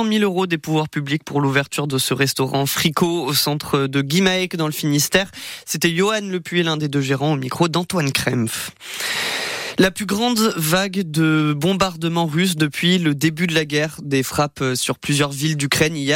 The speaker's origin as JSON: {"language": "French", "country": "Austria", "said": "Je viens d'Autriche, là-bas on n'a pas la mer."}